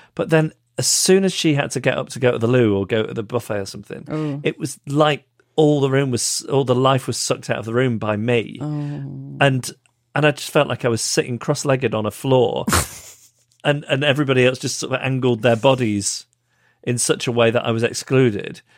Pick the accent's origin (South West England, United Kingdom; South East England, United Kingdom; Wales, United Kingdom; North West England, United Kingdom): North West England, United Kingdom; Macclesfield; my hometown of Macclesfield